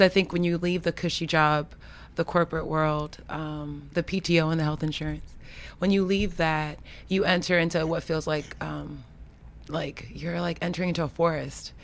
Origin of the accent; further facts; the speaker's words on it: Florida, United States; now in Washington, D.C., United States; grew up in the country. I grew up in Florida.